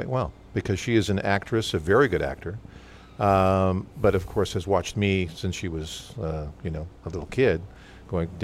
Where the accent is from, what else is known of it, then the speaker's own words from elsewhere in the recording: Medicine Hat, Alberta, Canada; Growing up in Medicine Hat, Alberta